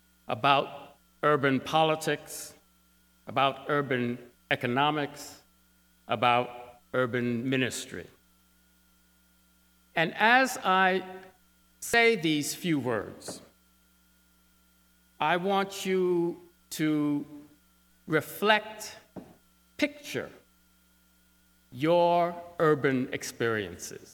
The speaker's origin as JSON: {"language": "English", "area": "Syracuse", "region": "New York City", "country": "United States", "tie": "born or raised there", "said": "I was born in New York City, and my parents, right after I was born, moved to Syracuse, New York"}